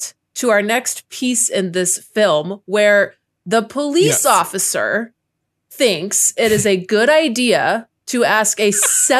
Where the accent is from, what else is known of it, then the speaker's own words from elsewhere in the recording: Texas, United States; I'm a Texan.